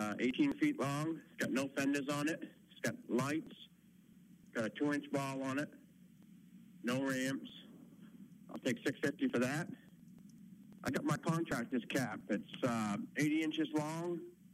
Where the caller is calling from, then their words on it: Turner, Maine, United States; Turner, Maine.